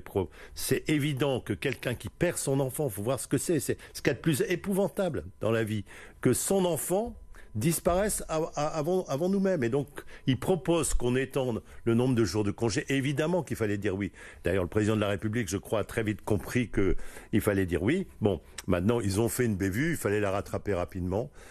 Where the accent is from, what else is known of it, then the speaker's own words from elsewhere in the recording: Lille, Hauts-de-France, France; je suis né à Lille. J'ai fait mes études à Lille. Je suis allé à l'école primaire à Lille